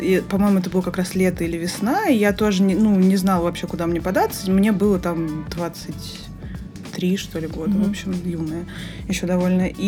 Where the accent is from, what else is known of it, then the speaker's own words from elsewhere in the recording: Moscow, Russia; 31 год. Родилась и выросла в Москве.